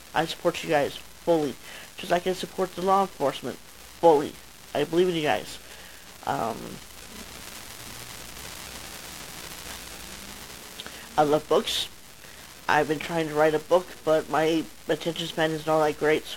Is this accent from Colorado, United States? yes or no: yes; Colorado Springs, Colorado, United States; I'm from Colorado Springs, Colorado.